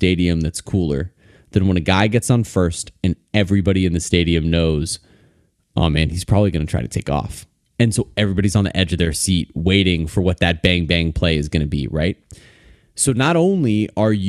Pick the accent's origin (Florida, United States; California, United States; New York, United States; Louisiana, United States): Florida, United States; Fort Lauderdale; I grew up down here